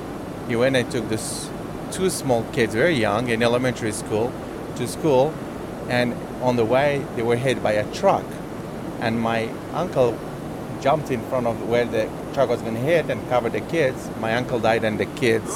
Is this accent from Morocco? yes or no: yes; Morocco; moved away; I was born in Morocco